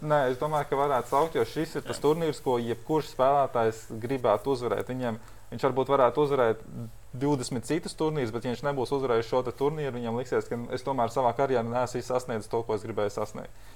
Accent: Latvia; mēs esam pieci latvieši

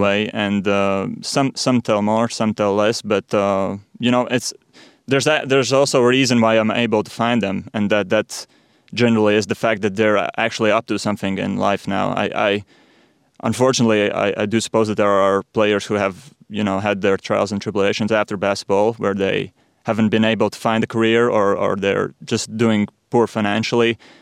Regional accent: Riga, Latvia; I'm born and raised in Riga

